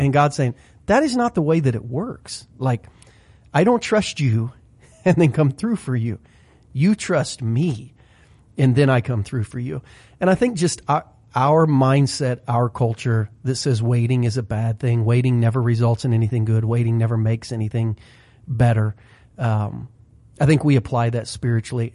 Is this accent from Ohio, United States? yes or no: yes; Southern Ohio, United States; growing up in Southern Ohio for seventeen, eighteen years